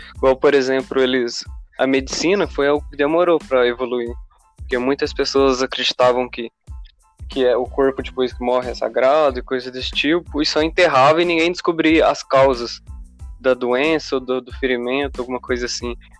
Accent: Minas Gerais, Brazil; tenho 18 anos. Sou aqui de Minas Gerais

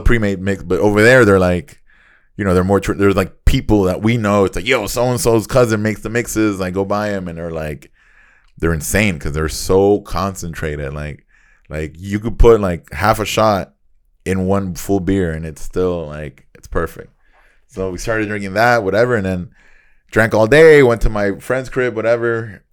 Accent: Nicaragua; moved away; growing up in Nicaragua

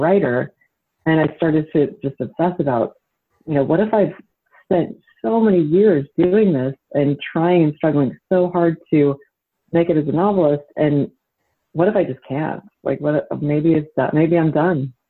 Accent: Utah, United States; I grew up in Utah and grew up Mormon.

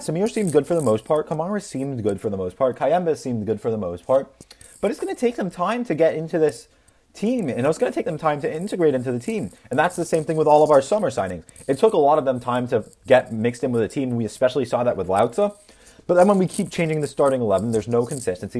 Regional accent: United States; as an American

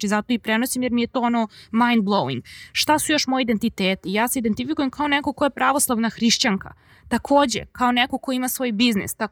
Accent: Serbia; sam odrasla u Srbiji što pričam srpski jezik i što razumem hrvatski jezik, crnogorski, bosanski, slovenački, makedonski. Sad sam učila i mađarski prošle godine

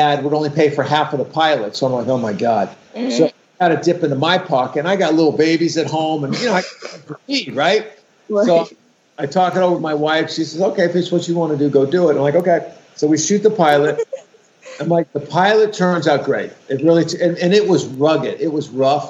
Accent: West Hollywood, California, United States; I grew up in West Hollywood, which is the first gay community that I was aware of in Los Angeles, right?

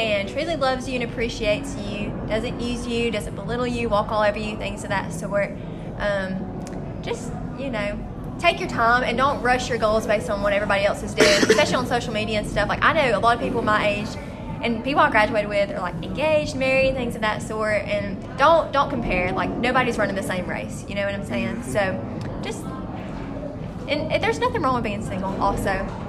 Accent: Boaz, Alabama, United States; I'm from Boaz too

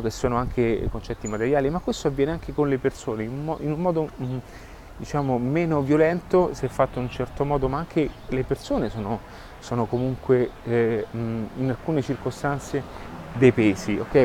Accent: Rome, Lazio, Italy; io sono di Roma

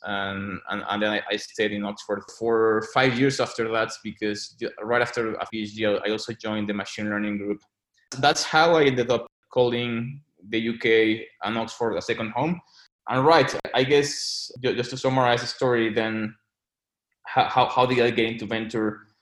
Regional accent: Mexico City, Mexico; moved away as an adult; also born or lived in London; I was born and raised in Mexico City

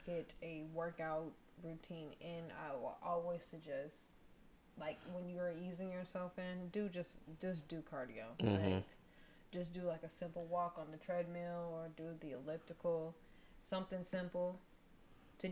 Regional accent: Colorado, United States; I'm from Colorado

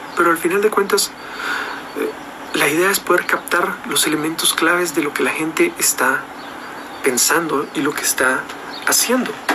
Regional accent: Guatemala; Yo estoy acá en Guatemala. En mi país

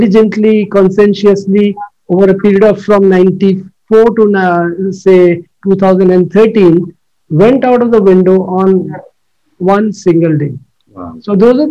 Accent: Mumbai, Maharashtra, India; moved away as an adult; also born or lived in Delhi; now in Gurgaon, India; I'm from Bombay

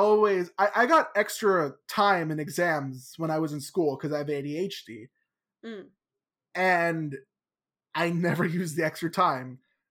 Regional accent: New York, United States; being a New Yorker, I always love telling friends that live in other states about these exams called Regents we have in New York

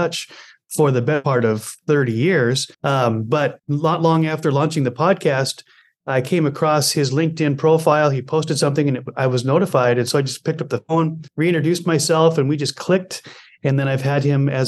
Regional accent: Montana, United States; my childhood growing up in Montana

